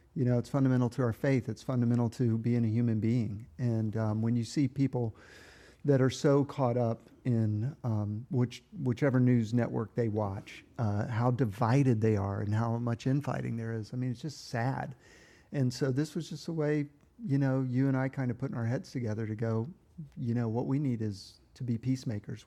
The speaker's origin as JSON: {"language": "English", "town": "Miami", "region": "Florida", "country": "United States", "tie": "born or raised there", "said": "Growing up in Miami, Florida"}